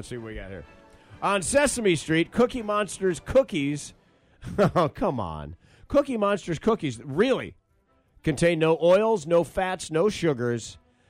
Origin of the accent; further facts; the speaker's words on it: Grand Rapids, Michigan, United States; my hometown of Grand Rapids, Michigan